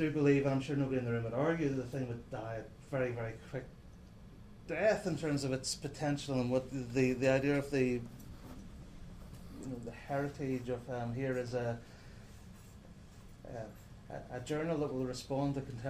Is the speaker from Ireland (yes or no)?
yes; Ireland; I mean, I'm an Irish poet, so just, you know, Ireland is going to be on the radar.